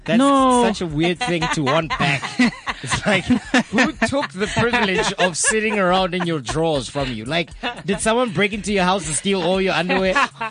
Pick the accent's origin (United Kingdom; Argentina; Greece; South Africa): South Africa; Soweto, Gauteng; I grew up in Mirolens, right? Mirolens, Ndofaya, Soweto.